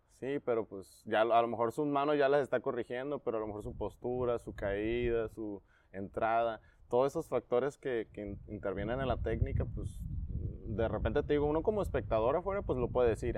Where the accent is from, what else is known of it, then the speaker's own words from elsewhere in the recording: Tecate, Baja California, Mexico; also born or lived in Acapulco / Tijuana; nací en Acapulco nada más, pero me crié en Tecate